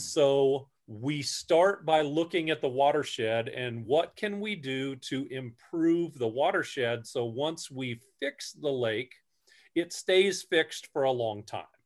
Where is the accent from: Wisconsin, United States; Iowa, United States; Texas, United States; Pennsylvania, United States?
Iowa, United States; Newton; grew up over, uh, in the Newton area, grew up playing in the creek